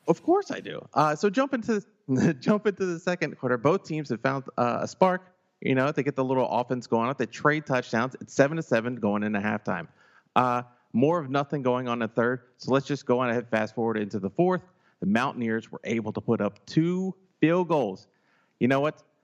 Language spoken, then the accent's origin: English; St. Louis, Missouri, United States; I'm from St. Louis